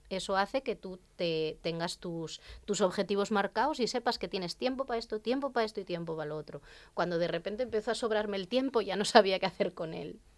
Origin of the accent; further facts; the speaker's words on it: Serín, Asturias, Spain; yo soy de Serín, y allí en el pueblo pues tenía una vecina